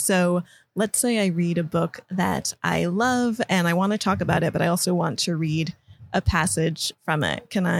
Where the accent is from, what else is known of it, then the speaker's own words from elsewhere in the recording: United States; moved away as an adult; I'm an American, but I've lived overseas for more than 10 years.